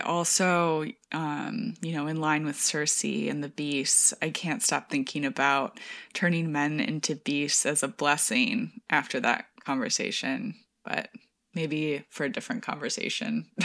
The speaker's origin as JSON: {"language": "English", "town": "Marshall", "region": "Michigan", "country": "United States", "tie": "born or raised there", "moved": "yes", "lives_now": "New York, United States", "said": "We went to Marshall, which is my hometown in Michigan"}